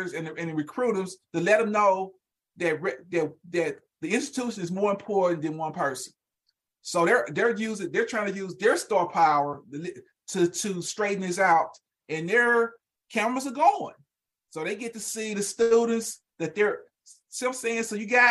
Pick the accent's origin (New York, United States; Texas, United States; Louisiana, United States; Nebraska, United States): Louisiana, United States; also born or lived in Tennessee; now in Oklahoma City, United States; I'm from Louisiana, LSU, University of Tennessee, I've gone University of Oklahoma.